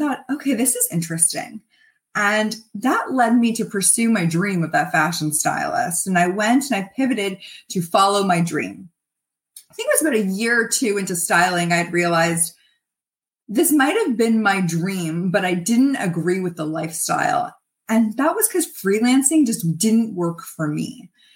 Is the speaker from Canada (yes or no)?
yes; Toronto, Ontario, Canada; also born or lived in Montreal; I'm from Toronto and went to school in Montreal. And I had come back to Toronto